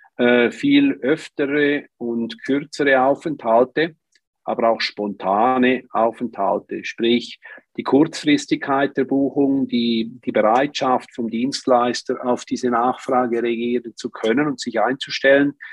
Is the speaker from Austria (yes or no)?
no; Switzerland; im Flachland bei uns in der Schweiz